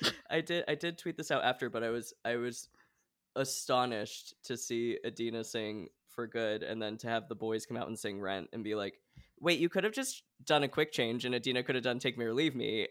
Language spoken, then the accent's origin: English; Portland, Oregon, United States; I'm from Portland, Oregon